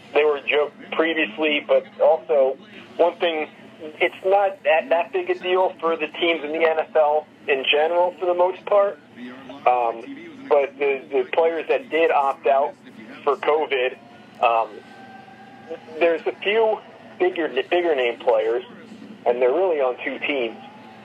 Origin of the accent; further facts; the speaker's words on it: Philadelphia, Pennsylvania, United States; we're from Philly, man. We're from Philly